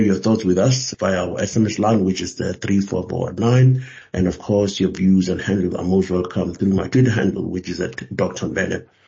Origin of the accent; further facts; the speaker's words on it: South Africa; being a South African